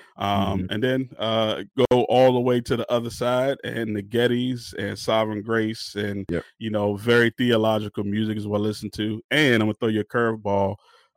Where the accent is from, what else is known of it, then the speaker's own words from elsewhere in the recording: Maryland, United States; also born or lived in Washington, D.C.; I am from Maryland, the DMV, DC, Maryland, and Virginia. So I grew up on the sound called Go-Go